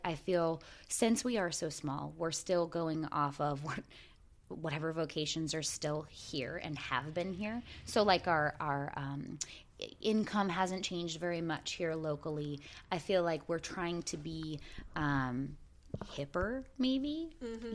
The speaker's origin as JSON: {"language": "English", "town": "Port Angeles", "region": "Washington", "country": "United States", "tie": "born or raised there", "said": "the town that I was raised"}